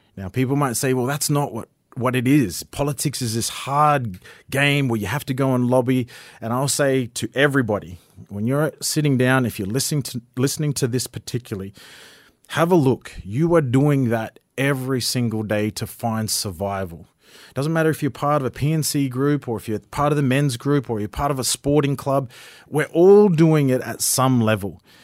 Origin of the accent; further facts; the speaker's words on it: Ravenswood, Queensland, Australia; also born or lived in Atherton / Cairns; I was born in Atherton, grew up in Ravenswood, came to Cairns for Saint Augustines